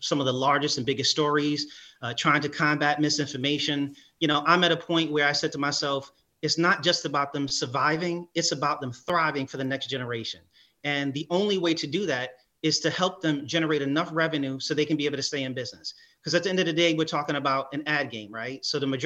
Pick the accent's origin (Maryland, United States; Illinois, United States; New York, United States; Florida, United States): New York, United States; growing up in New York, I used to read the Amsterdam News